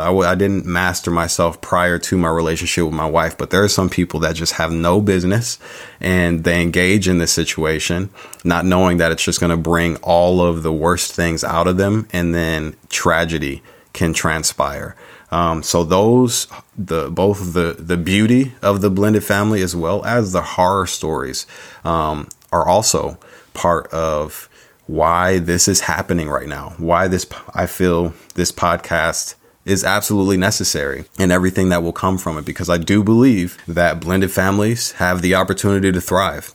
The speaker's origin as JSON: {"language": "English", "town": "San Diego", "region": "California", "country": "United States", "tie": "born or raised there", "also_born_or_lived": "Chicago, Illinois", "said": "I was born in Chicago Chi Town, but raised out in San Diego"}